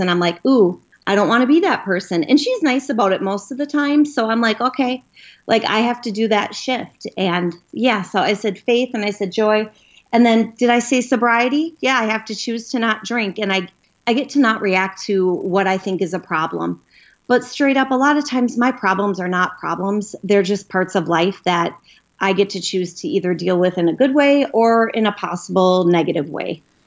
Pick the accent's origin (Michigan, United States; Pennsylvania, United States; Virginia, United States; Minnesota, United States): Minnesota, United States; Minneapolis; I'm from Minneapolis, Minnesota